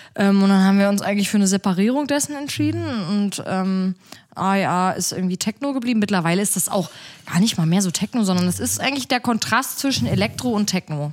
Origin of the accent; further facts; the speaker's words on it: a small town in southern Brandenburg, Germany; moved away as an adult; now in Berlin, Germany; ich komme aus so einer kleinen Stadt in Südbrandenburg